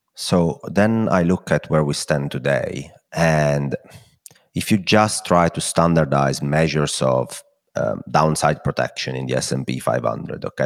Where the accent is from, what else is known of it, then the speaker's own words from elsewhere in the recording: Italy; accent: Italian; my Italian accent